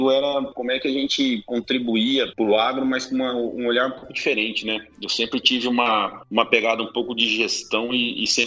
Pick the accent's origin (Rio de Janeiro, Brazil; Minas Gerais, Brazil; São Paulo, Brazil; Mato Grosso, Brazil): Mato Grosso, Brazil; Cuiabá; Paulo, eu sou natural de, de Cuiabá, no Mato Grosso aí, somos conterrâneos